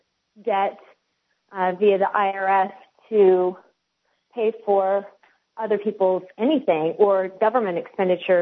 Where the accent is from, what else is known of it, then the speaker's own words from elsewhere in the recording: West Coast, United States; also born or lived in Alabama; now in Tennessee, United States; I grew up on the West Coast, and so I was really never exposed to the Southern idea of race whatsoever